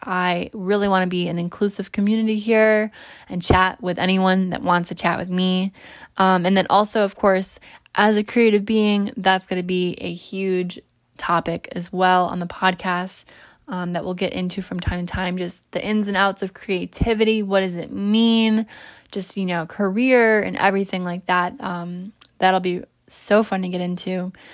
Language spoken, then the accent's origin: English; New York, United States; I'm also a New Yorker